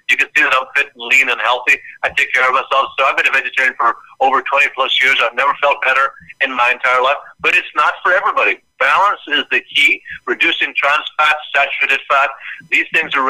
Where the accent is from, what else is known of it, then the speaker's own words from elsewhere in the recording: Ireland; moved away as an adult; now in United States; when I grew up in Ireland